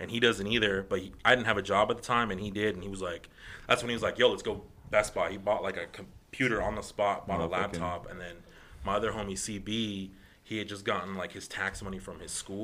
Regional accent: Guadalupe, Arizona, United States; I'm from Guadalupe, Arizona.

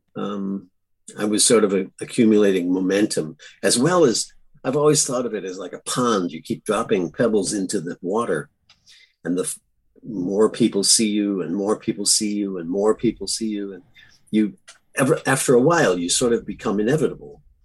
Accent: Buffalo, New York, United States; also born or lived in Los Angeles, United States; now in Millbrook, United States; I grew up in Buffalo's.

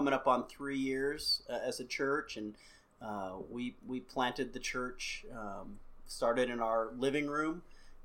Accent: United States; I'm from America

